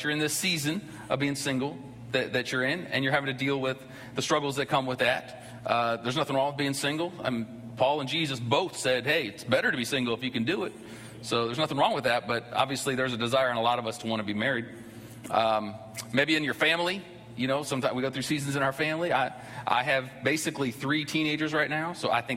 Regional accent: Ohio, United States; now in Georgia, United States; I grew up in Ohio.

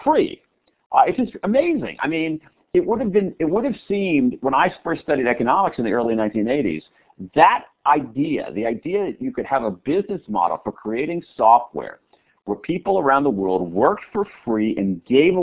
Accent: Washington, District of Columbia, United States; in this city here in Washington, my hometown

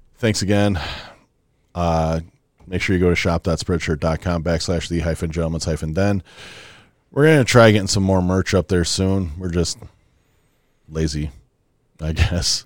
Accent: Wisconsin, United States; we're, we're two idiots from Wisconsin

